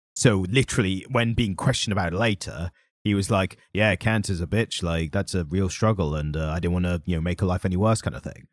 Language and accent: English; United Kingdom; we're always British and suave